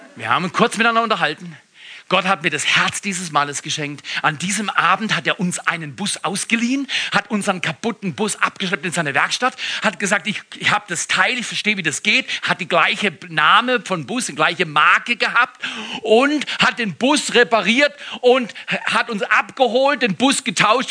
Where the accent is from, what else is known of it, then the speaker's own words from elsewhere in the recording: Freiburg im Breisgau, Baden-Württemberg, Germany; now in Todtmoos, Germany; Als Freiburger